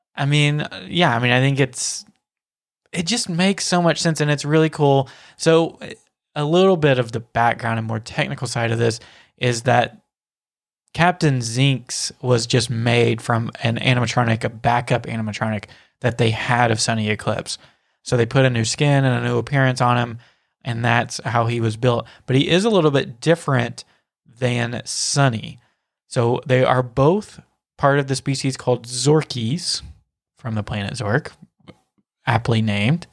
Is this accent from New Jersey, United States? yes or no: no; Nashville, Tennessee, United States; I'm from Nashville